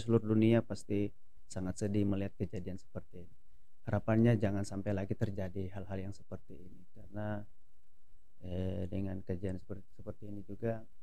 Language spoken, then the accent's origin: Indonesian; Palu, Central Sulawesi, Indonesia; moved away; kampung saya kena di Palu